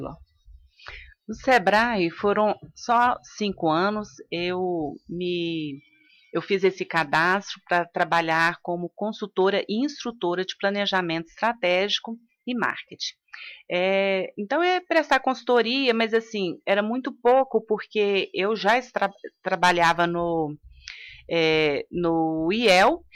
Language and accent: Portuguese; Luziânia, Goiás, Brazil; eu sou de Lusiânia